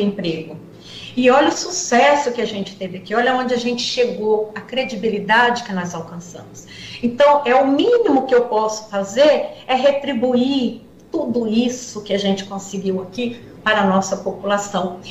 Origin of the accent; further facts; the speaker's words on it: Guarujá, São Paulo, Brazil; eu sou do Guarujá